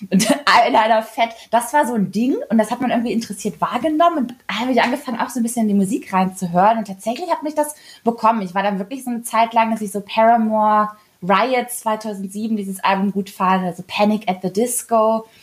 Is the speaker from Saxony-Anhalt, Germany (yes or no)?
no; Kassel, Hesse, Germany; ich komme ja aus Kassel und da war so